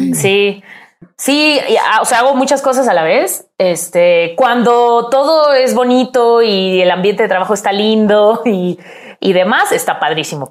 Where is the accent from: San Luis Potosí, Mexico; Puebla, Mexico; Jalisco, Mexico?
Puebla, Mexico; moved away as an adult; also born or lived in Mexico City; en mi ciudad. Soy de Puebla.